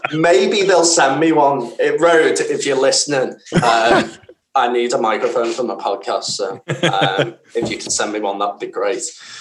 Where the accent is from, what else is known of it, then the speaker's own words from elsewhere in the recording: Scotland, United Kingdom; I'm Scottish. What do you expect?